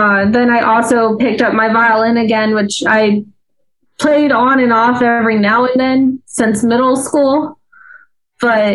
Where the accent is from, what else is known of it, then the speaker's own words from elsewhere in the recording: Albuquerque, New Mexico, United States; now in Myrtle Beach, United States; originally from New Mexico, born and raised in Albuquerque, New Mexico